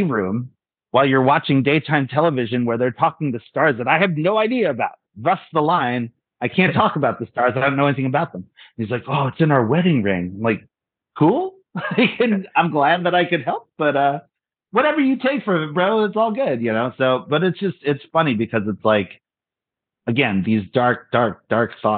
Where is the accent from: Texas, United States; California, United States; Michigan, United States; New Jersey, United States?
New Jersey, United States; Cherry Hill; also born or lived in Philadelphia; I'm from Cherry Hill.